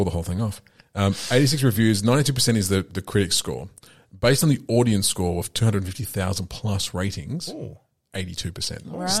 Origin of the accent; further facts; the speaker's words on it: Australia; because we're from Australia